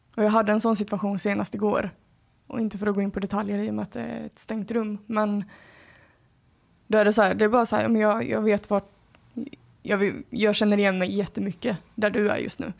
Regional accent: Skåne, Sweden; accent: Scanian; Min skånska som kommer

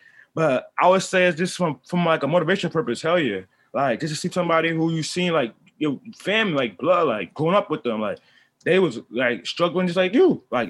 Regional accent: Brooklyn, New York, United States; Well, from where I'm from, brother man, where I'm from Brooklyn, New York. I grew up many places, but I'm Brooklyn Zone, you know what I'm saying?

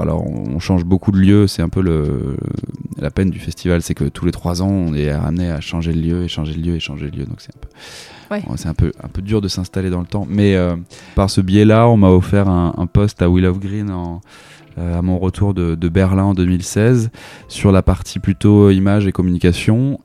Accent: La Rochelle, Nouvelle-Aquitaine, France; je viens de La Rochelle

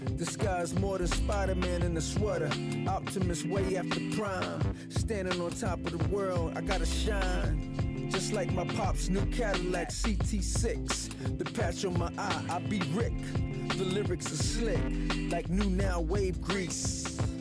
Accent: United Kingdom; I'm British.

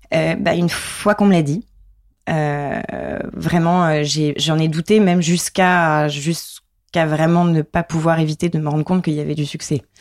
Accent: Limoges, Nouvelle-Aquitaine, France; grandi à Limoges.

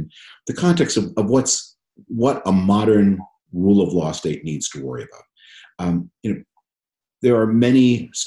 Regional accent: Canada; moved away as an adult; now in United States; I was born and raised in Canada, and so I grew up under the protection of the American security system

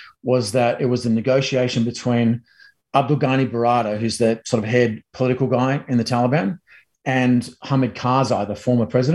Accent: Australia; now in United States; as a Aussie in America

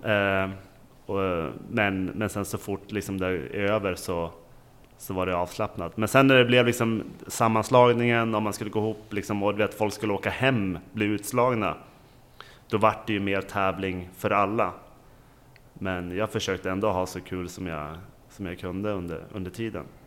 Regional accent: Åre, Jämtland, Sweden; jag är från Åre

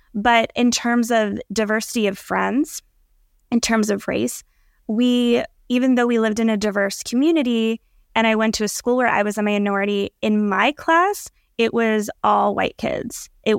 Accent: Allentown, Pennsylvania, United States; in terms of my upbringing, I was born in Allentown, Pennsylvania, which is a pretty large city in Pennsylvania, about an hour and a half from New York, an hour from Philly.

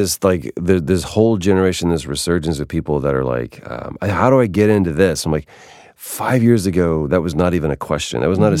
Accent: Dallas, Texas, United States; now in Los Angeles, United States; because I was born in Dallas, Texas. I spent the majority of my life there, but I feel like I grew up more here in LA.

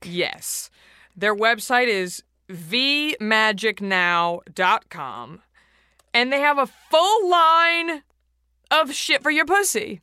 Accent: Dallas, Texas, United States; moved away; I'm from Dallas

